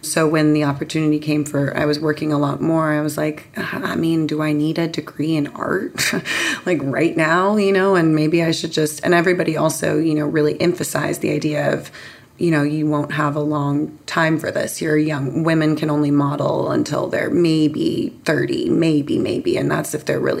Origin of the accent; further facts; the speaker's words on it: San Diego, California, United States; also born or lived in London; that's where I grew up. I was born in London, but was raised in San Diego